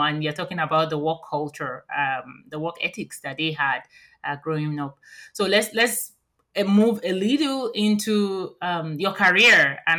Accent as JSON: {"language": "English", "country": "Nigeria", "tie": "born or raised there", "moved": "yes", "said": "growing up in Nigeria"}